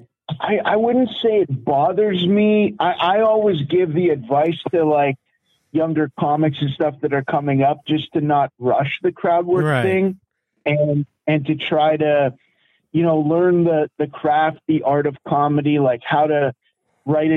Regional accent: London, Ontario, Canada; my hometown, London, Ontario

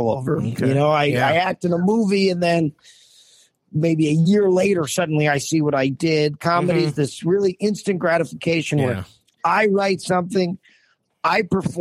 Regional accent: New Jersey, United States; I grew up in Jersey, and I would do open mics at the Comic Strip in high school

